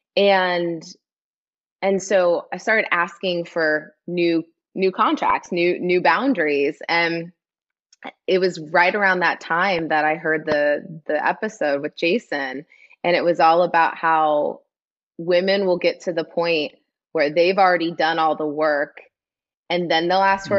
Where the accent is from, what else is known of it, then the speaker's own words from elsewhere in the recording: Midwest, United States; moved away; I'm from the Midwest, grew up in a town of 800 people